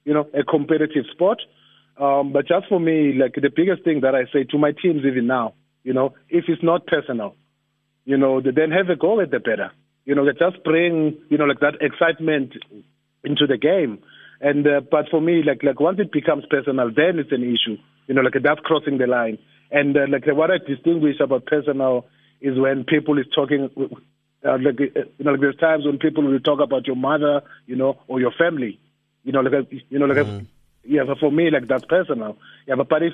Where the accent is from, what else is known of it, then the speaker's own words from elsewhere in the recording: Johannesburg, Gauteng, South Africa; I'm from Orlando as well.